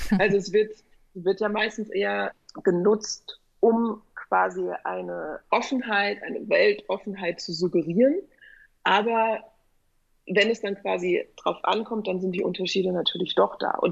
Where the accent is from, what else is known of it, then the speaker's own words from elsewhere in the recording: West Germany, Germany; weil ich da quasi als Westdeutsche